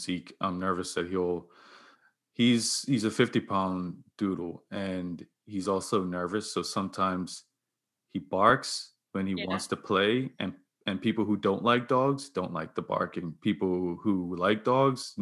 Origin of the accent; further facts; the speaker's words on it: Bermuda; I grew up in Bermuda